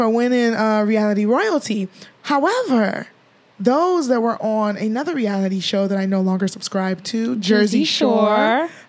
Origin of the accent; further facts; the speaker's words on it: Nigeria; we're Nigerian.